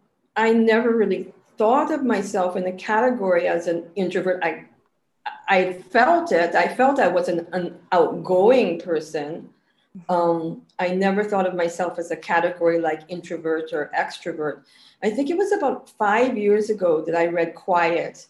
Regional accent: Ohio, United States; moved away as an adult; also born or lived in California / Seattle; now in Trinidad and Tobago; I'm from Ohio originally. I grew up on a dairy farm in Ohio, a very remote dairy farm where I never had to speak to people.

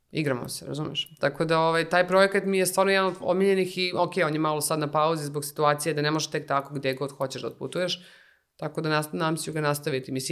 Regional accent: Serbia

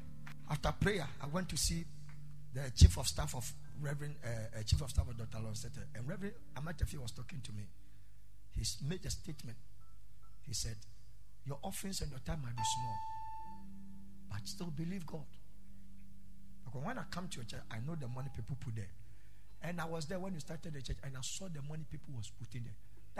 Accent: Ghana; Okay, so I'm in Ghana. I came to Ghana to discuss something with a certain family. I'm a Ghanaian, but I've naturalized and blah blah blah blah blah.

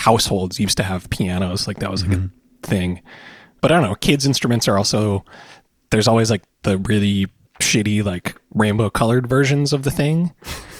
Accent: New Haven, Connecticut, United States; also born or lived in New York; I'm from New Haven, Connecticut

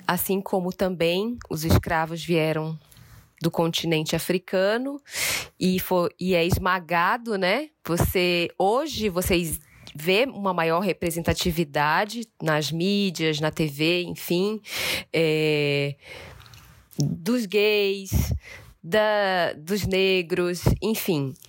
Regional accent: Belém, Pará, Brazil; moved away; also born or lived in Northeast Brazil; Eu sou do Pará

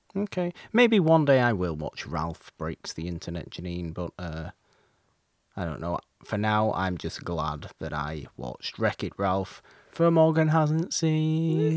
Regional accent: United Kingdom; me being British

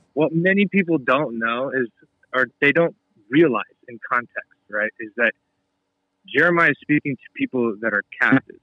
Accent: United States; as American Christians

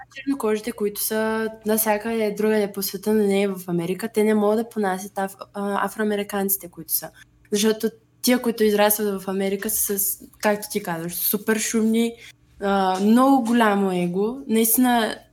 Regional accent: Bulgaria; че съм българка

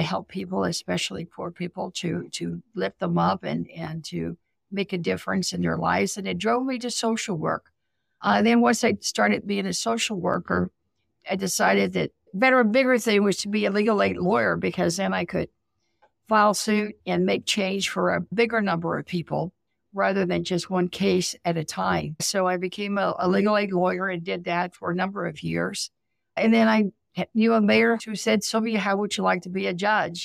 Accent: South Texas, United States; I grew up poor in South Texas

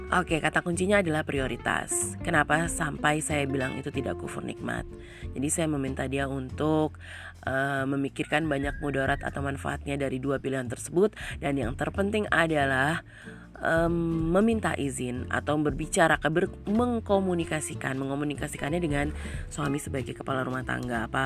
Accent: Papua, Indonesia; saya menggunakan uh, logat saya sebagai orang Papua Orang yang hidup di Papua

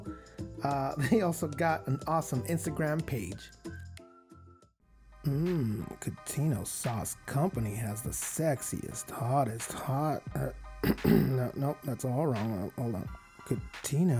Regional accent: Mexico; moved away; I'm from Mexico.

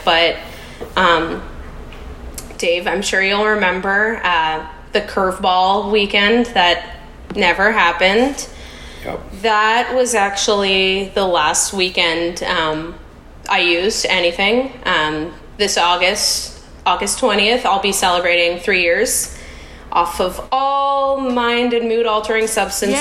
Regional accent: Canada; moved away as an adult; now in United States; I'm Canadian um, I'm a Canadian living in the US

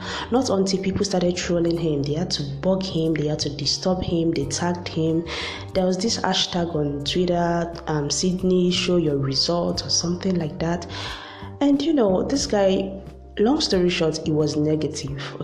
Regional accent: Nigeria; as a Nigerian

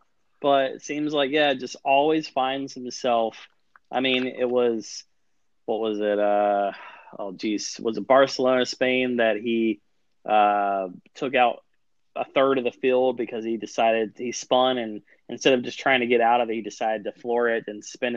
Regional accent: United States; as American

